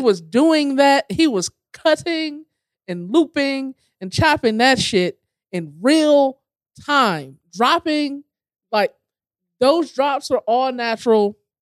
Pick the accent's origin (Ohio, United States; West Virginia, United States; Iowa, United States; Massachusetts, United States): Ohio, United States; Cleveland Heights; born or raised there